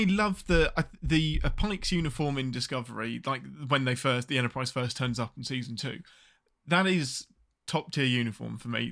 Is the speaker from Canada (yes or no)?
no; England, United Kingdom; I'm your Englishman